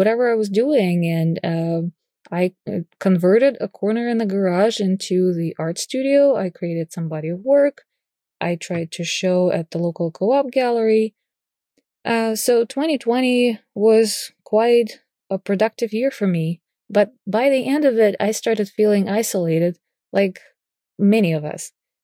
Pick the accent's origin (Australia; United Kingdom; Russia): Russia; Moscow; I was born and raised in Moscow, Russia, in a creative family